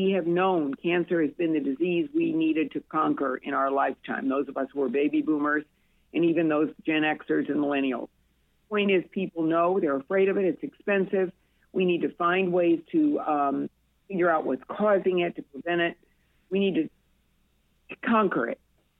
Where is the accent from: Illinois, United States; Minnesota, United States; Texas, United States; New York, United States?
Illinois, United States; Peoria; now in Florida, United States; we had a great life in Peoria growing up.